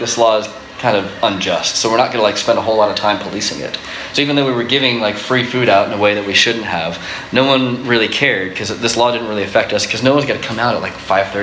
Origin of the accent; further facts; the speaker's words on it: Florida, United States; When I grew up in Florida